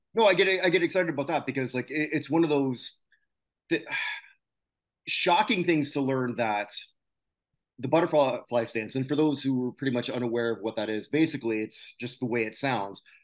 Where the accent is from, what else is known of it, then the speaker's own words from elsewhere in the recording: Canada; moved away; my home country